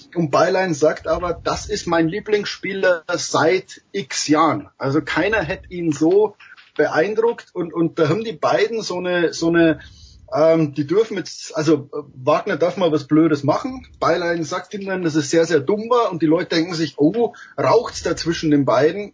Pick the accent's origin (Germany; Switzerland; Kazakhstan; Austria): Germany; als Deutscher